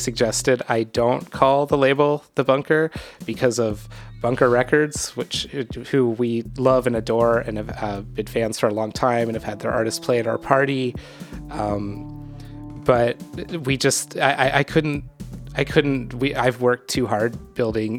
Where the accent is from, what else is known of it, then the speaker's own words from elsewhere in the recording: Pittsburgh, Pennsylvania, United States; moved away as an adult; now in New York, United States; I'm from Pittsburgh, and I moved to New York in 1997